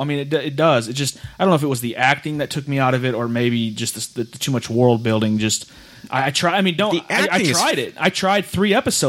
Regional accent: St. Louis, Missouri, United States; being in St. Louis, and I'm from St. Louis

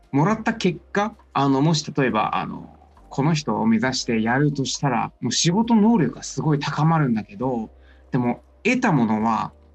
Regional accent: China; Japanese is a second language; moved away as an adult; now in Japan; 中国では、うん、うん、経済の大学を通いました

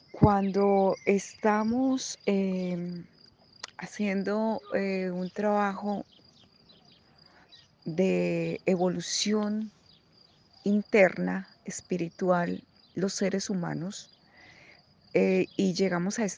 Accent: Colombia; moved away as an adult; cuando yo me vine de Colombia, yo apoyé a mi hijo en los primeros primeros dos años de su carrera y fui la persona que le pagaba su universidad

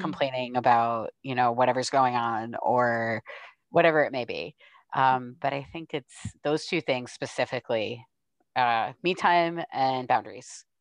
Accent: New York, United States; moved away; I'm from New York originally

